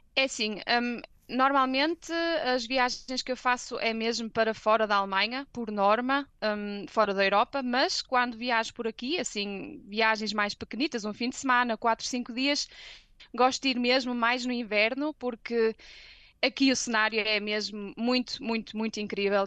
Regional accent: Santo Tirso, Porto District, Portugal; moved away as an adult; now in Germany; Eu sou de Santirso, do Porto

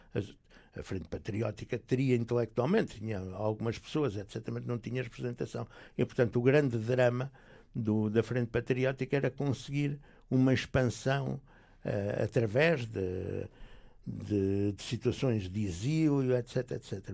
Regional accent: Portugal; moved away as an adult; also born or lived in Belgium / Algiers, Algeria; não podia ter entrado sequer como português

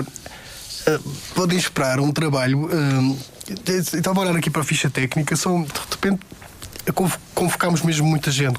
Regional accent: Madeira, Portugal; eu sou da Madeira

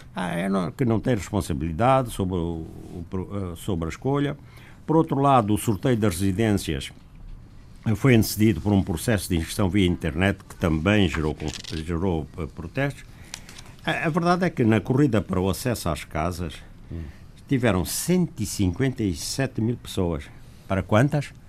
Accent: Zango, Luanda Province, Angola; moved away; lá da, da minha terra

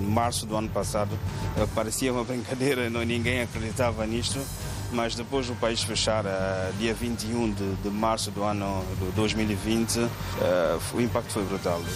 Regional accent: Manjacaze, Gaza Province, Mozambique; now in Maputo, Mozambique; os meus familiares na minha terra natal, é Manjagás, na província de Gaza

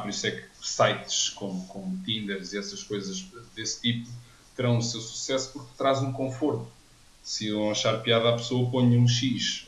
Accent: Odivelas, Portugal; eu não vivo muito longe de onde eu cresci, em Anivelas

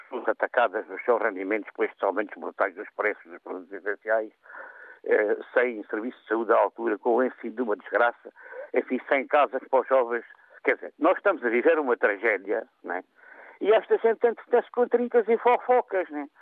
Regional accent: Alentejo, Portugal; como nós dizemos aqui no Alentejo

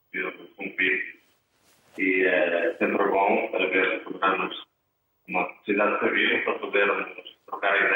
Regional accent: Murça, Norte, Portugal; moved away; also born or lived in Geneva, Switzerland; eu sou de Rasmontes, de Mursa

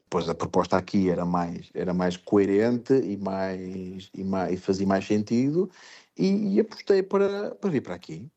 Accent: Portugal; moved away as an adult; also born or lived in France / Spain / England; now in Fujairah, United Arab Emirates; nós como portugueses

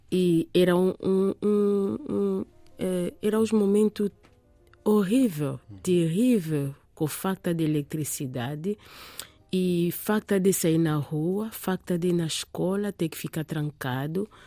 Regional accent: Kinshasa, DR Congo; also born or lived in France; Eu, eu, eu cresci na, na França. Uhum. Em 1985, eh, eh uhum. fiquei lá na França três anos com meu pai e a minha mãe. Depois regressamos para Kinshasa.

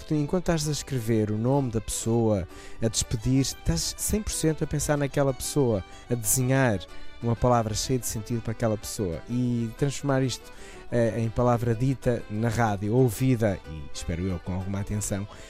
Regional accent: Portugal; sou natural dos Moris

